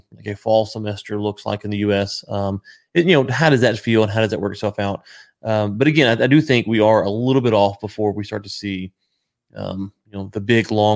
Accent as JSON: {"language": "English", "country": "United States", "said": "as an American"}